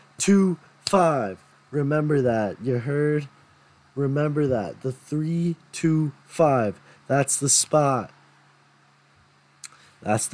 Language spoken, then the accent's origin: English; St. Paul, Minnesota, United States; moved away as an adult; now in Decorah, United States; I'm from St. Paul, Minnesota. I am from St. Paul Academy